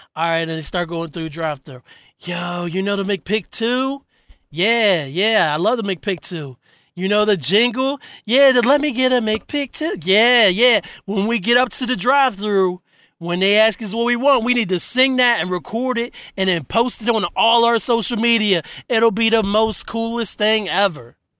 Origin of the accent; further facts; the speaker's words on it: West Virginia, United States; I was raised in Cape and Bridge, West Virginia